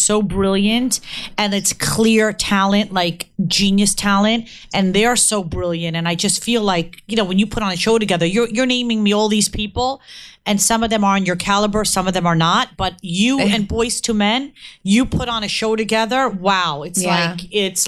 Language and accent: English; Cherry Hill, New Jersey, United States; I'm a Philly girl. I'm from Cherry Hill, Jersey